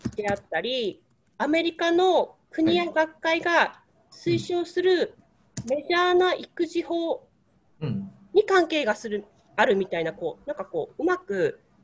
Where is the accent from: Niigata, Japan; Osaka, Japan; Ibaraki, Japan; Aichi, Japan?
Ibaraki, Japan; now in Hokkaido, Japan; 今、北海道にいるんですけれども、ま、地元が茨城